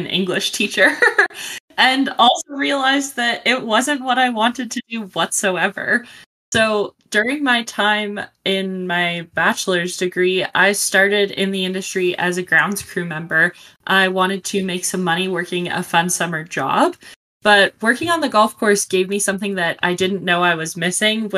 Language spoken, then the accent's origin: English; Calgary, Alberta, Canada; I'm from Calgary, Alberta, Canada